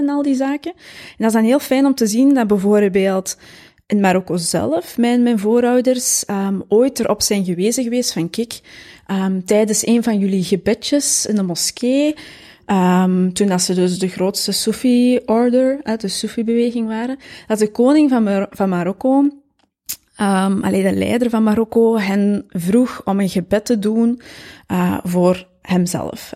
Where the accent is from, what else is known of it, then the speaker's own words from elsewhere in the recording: Mol, Flanders, Belgium; moved away; geboren en getogen in Mol, de Kempen.